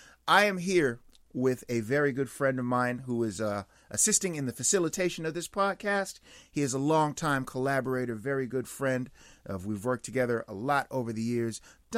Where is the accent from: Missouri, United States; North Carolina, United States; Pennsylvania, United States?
Pennsylvania, United States; Pittsburgh; now in Long Beach, United States; originally from Pittsburgh, Pennsylvania. I live in Long Beach, California right now. I've been in Long Beach, I've been in California, I should say, for a couple of decades at this point, but Pittsburgh is one of those places you never really stop being from.